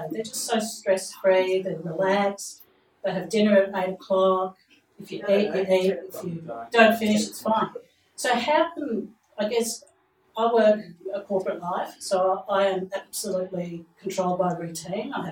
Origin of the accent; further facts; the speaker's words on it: Australia; also born or lived in Sardinia, Italy; I was born in Sardinia, so I grew up, uh, basically, it's in my genes to have a lot of rhythm. But when I was four, we immigrated to Australia, and so I was brought up with a lot of routine.